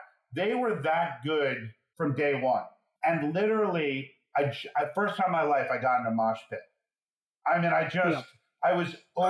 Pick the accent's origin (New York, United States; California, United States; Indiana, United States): New York, United States; I grew up in New York